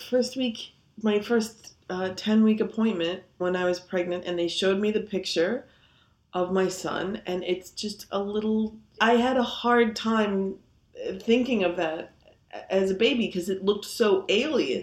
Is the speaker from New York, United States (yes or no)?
yes; Long Island, New York, United States; now in Queens, United States; I grew up on Long Island, very large suburban sprawl